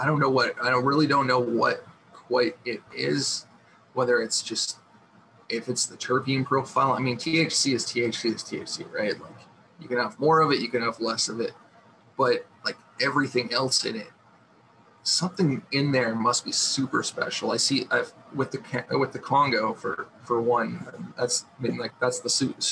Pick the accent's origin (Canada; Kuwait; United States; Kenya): Canada; I'm Canadian